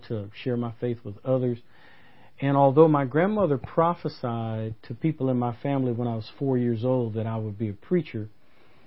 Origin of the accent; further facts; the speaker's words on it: Oakland, California, United States; also born or lived in San Francisco / Berkeley; now in Birmingham, United States; I'm a Bay Area kid. I was born in San Francisco, grew up in Oakland, and went through Berkeley mm-hmm. schools